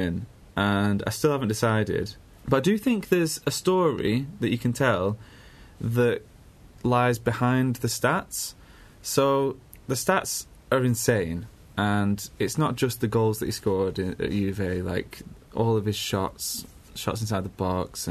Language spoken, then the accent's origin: English; England, United Kingdom; as English people